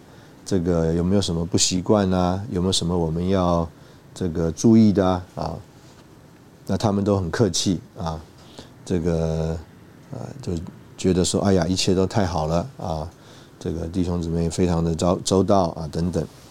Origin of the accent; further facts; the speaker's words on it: China; 这个我们中国人呢不太会这种 small talk。